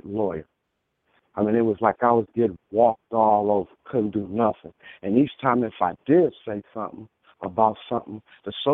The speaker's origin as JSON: {"language": "English", "region": "Michigan", "country": "United States", "also_born_or_lived": "California", "moved": "yes", "said": "I'm originally from Michigan. I end up moving back home."}